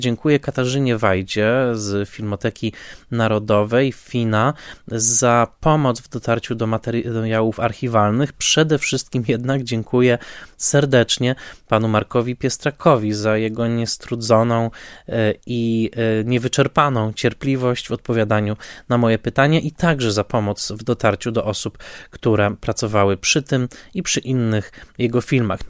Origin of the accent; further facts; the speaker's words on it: Tarnowskie Góry, Silesian Voivodeship, Poland; Ja natomiast jestem urodzony w Tarnowskich Górach e, w roku 1982